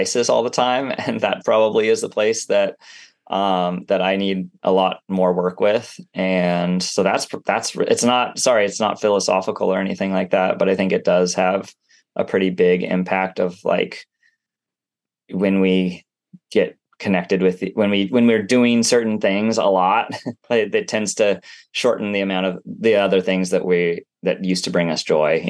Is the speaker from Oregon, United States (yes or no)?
yes; Portland, Oregon, United States; I grew up in Portland. I've spent some time overseas, but nowhere else in the United States.